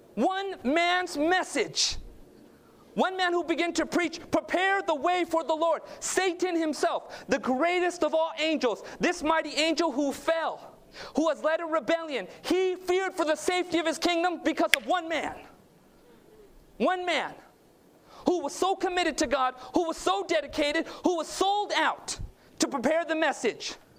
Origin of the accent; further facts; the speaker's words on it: Southern California, United States; I was born and raised in Southern California. My parents immigrated from Northeast India or Northwest India, Punjab.